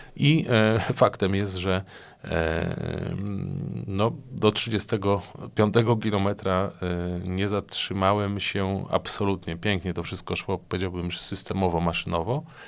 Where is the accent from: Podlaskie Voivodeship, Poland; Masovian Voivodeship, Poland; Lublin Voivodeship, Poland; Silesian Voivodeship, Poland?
Masovian Voivodeship, Poland; Płock; mojego osiedla, na którym mieszkam od urodzenia